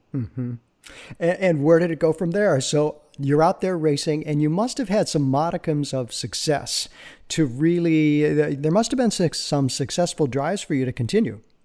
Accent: Chicago, Illinois, United States; now in Los Angeles, United States; My wife and I grew up in Chicago

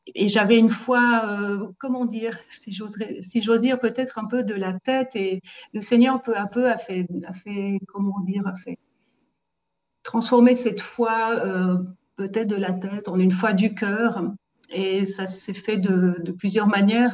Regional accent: Saillon, Valais, Switzerland; je suis valaisanne euh, de Saillon, du beau village de Saillon

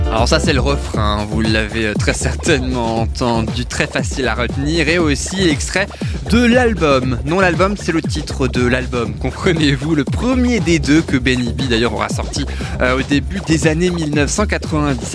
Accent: France; chez nous en France

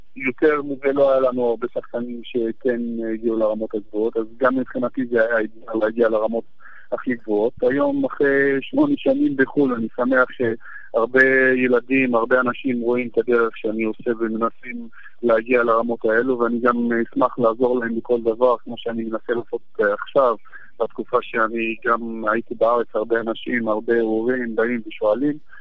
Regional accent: Jadeidi-Makr, Northern District, Israel; born or raised there; moved away as an adult; also born or lived in Haifa; now in Brighton, United Kingdom

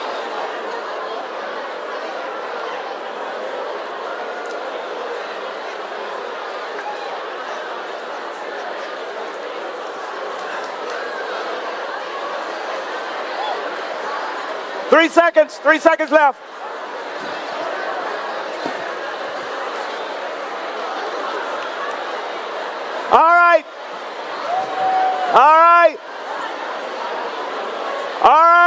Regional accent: Coushatta, Louisiana, United States; I'm from Coushatta, Louisiana

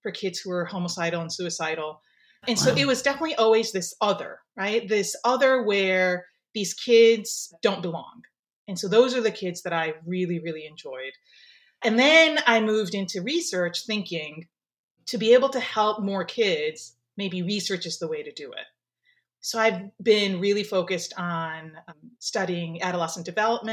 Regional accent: Skokie, Illinois, United States; also born or lived in Japan; I grew up in Skokie, Illinois

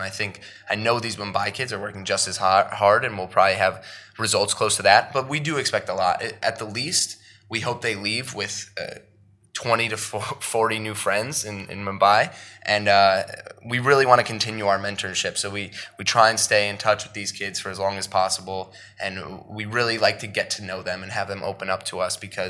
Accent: Ansonia, Connecticut, United States; I grew up in Ansonia, Connecticut with a very close-knit family

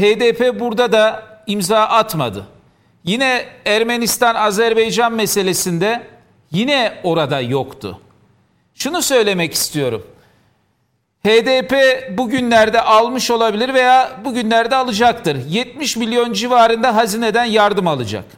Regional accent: Diyarbakır, Diyarbakır Province, Turkey; ben Diyarbakırlıyım.

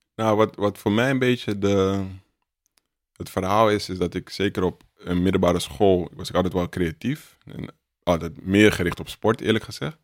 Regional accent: Amsterdam, North Holland, Netherlands; Dus ik kom uit de Belmer

